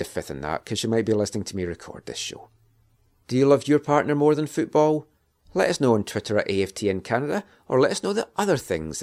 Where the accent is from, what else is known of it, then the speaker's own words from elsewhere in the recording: Scotland, United Kingdom; being Scottish